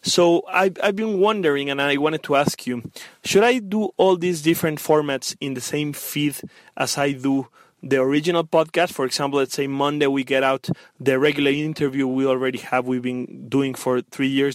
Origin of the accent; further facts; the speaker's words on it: Mexico; I am from Mexico